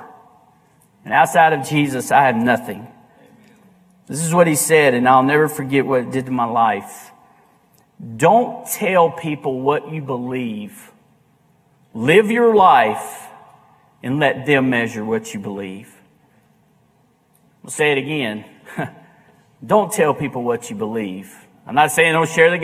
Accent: United States; we as American Christians

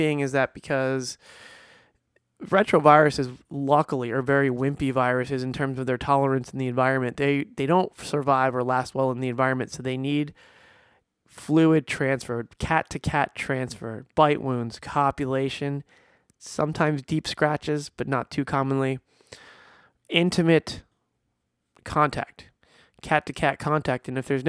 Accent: New Jersey, United States; I grew up in New Jersey, squirrels everywhere. Here in Florida, squirrels everywhere.

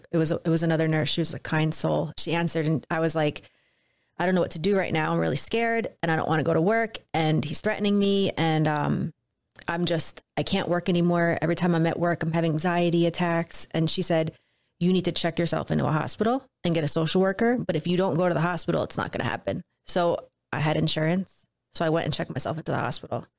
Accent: New Jersey, United States; I grew up in New Jersey.

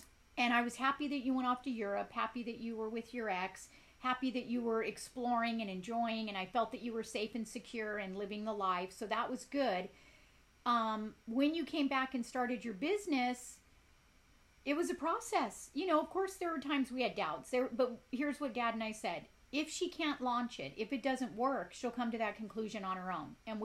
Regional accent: Compton, California, United States; also born or lived in South Gate, California / Ireland; I grew up in Compton. I grew up in Southgate

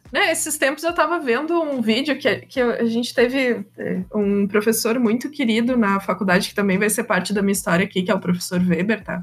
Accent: Viamão, Rio Grande do Sul, Brazil; also born or lived in Porto Alegre; Eu sou de Porto Alegre, mas eu morei boa parte da vida em Viamão

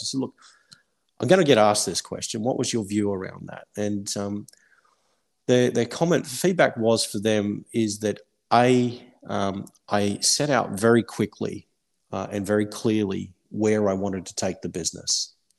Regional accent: Australia; moved away as an adult; now in United Kingdom; I'm Australian at heart.

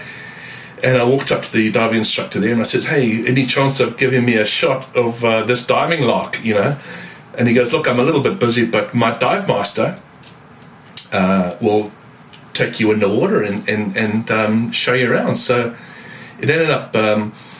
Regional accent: Zimbabwe; moved away as an adult; now in New Zealand; I've been in New Zealand for the last 26 years, but I'm formerly born and bred in Zimbabwe

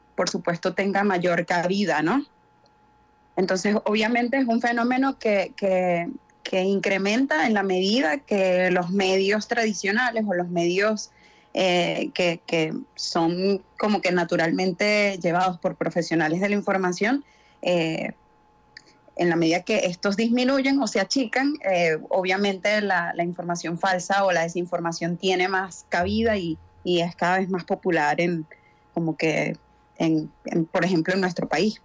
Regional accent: Venezuela; una sociedad como la nuestra, como la venezolana

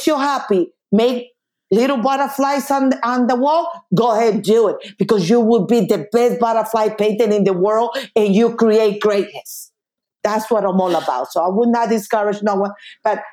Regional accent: Colombia; moved away; I'm original from Colombia

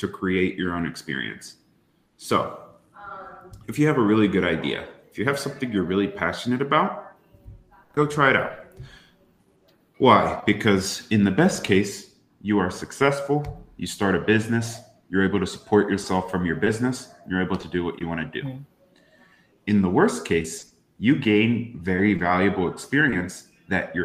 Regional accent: East Coast of the United States, United States; I grew up on the East Coast of the United States

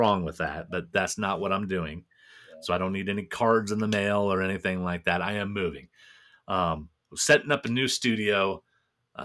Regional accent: Nebraska, United States; moved away as an adult; now in Minnesota, United States; You can take the boy out of Nebraska, but you can't take the Nebraska out the boy.

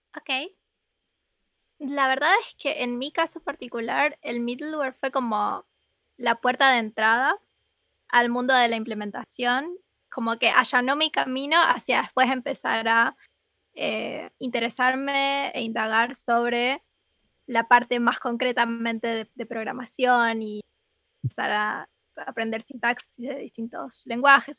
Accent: Rosario, Santa Fe, Argentina; soy de Argentina

